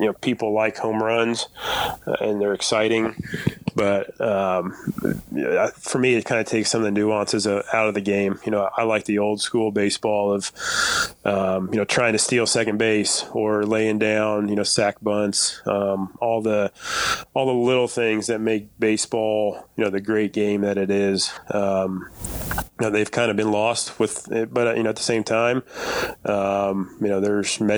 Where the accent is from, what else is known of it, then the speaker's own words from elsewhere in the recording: Kokomo, Indiana, United States; I'd still come back to Kokomo, and, you know, I still live here now with my family